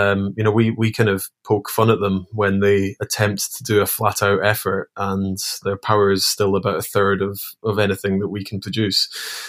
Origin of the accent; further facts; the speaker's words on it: Scotland, United Kingdom; Yeah, I mean, as a Scot during that time, it was one of the few sports that we were actually good at.